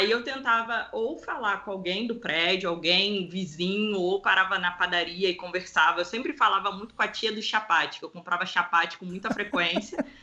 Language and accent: Portuguese; Rio de Janeiro, Brazil; Eu, que sou do Rio de Janeiro, aqui eu não confio.